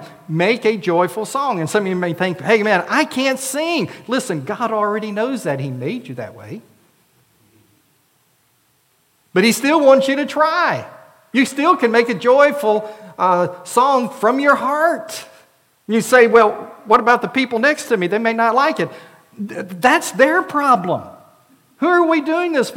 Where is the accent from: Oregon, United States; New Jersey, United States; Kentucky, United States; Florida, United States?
Florida, United States; now in Prattville, United States; Arlinda and I both were involved in Vacation Bible Schools in our churches, hers in Missouri until she moved to Florida, for me in Florida